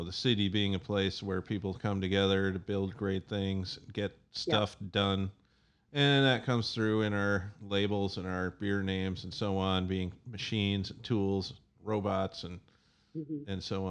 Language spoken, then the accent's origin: English; Wisconsin, United States; also born or lived in Madison / New York / California; now in Chicago, United States; I came from Wisconsin, home of beer, and via New York and California.